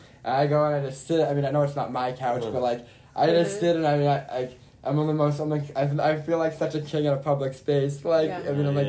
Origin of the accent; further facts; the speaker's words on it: United States; I'm not supposed to go there, but as an American, I can.